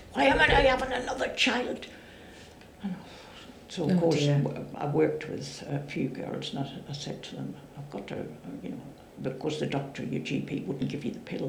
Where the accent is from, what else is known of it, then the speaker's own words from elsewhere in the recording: Ireland; You know, one of my neighbours from where I grew up in Ireland, very close to where we lived, was having her baby